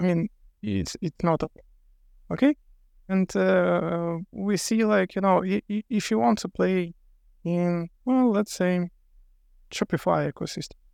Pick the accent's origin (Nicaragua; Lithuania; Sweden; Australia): Lithuania; I'm from Lithuania